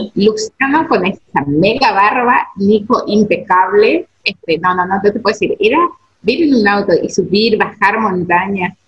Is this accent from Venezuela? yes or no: no; Esquina, Corrientes, Argentina; somos de China, China es una ciudad turística